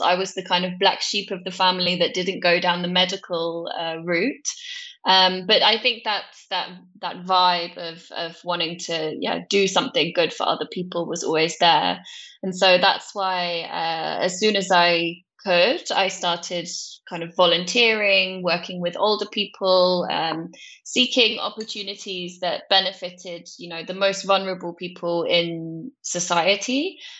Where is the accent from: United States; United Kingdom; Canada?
United Kingdom; Cornwall, South West England; moved away as an adult; also born or lived in London / Netherlands; I grew up in a place called Cornwall in the UK